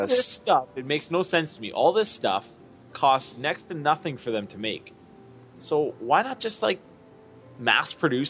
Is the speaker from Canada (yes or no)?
yes; Canada; I'm from Canada